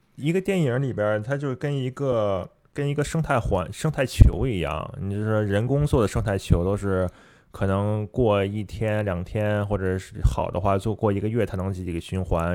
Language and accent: Chinese; China; 毕竟我是中，中国人嘛